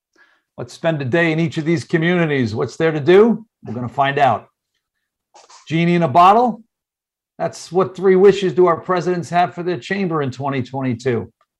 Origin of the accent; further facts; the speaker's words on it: Baldwin, New York, United States; also born or lived in Freeport, New York; I was born in Freeport at what was then called Doctor's Hospital, and I lived there till I was three. Then my family moved to Baldwin, and I was there until I was 16.